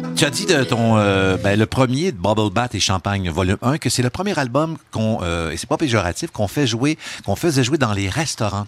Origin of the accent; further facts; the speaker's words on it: Val-d'Or, Quebec, Canada; ma ville natale, Val d'Or, à Bitibi